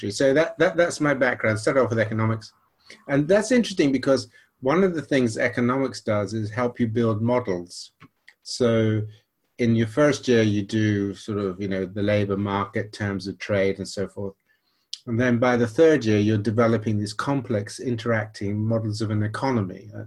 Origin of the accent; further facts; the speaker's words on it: Nigeria; accent: slight American twang; So actually, I grew up in Nigeria and went to an American missionary school for quite a while, which is where I got a slight twang to my accent because everybody asked me that.